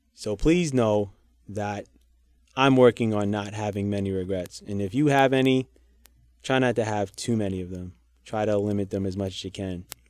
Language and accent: English; New York City, New York, United States; I'm a New Yorker